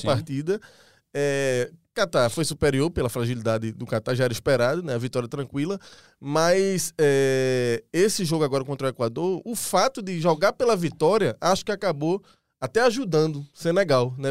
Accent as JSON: {"language": "Portuguese", "country": "Brazil", "said": "A gente é brasileiro"}